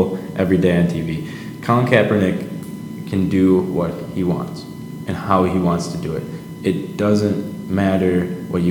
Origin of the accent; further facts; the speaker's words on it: Livonia, Michigan, United States; My experience growing up in Livonia is 96% white